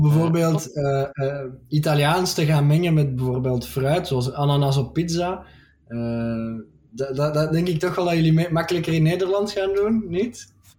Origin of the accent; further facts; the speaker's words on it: Belgium; also born or lived in Antwerp / Brussels; We zijn met 11 miljoen